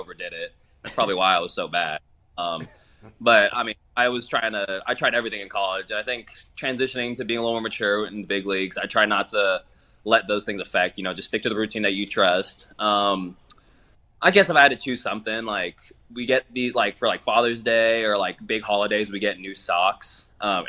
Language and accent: English; Oakland, California, United States; I'm from the Oakland area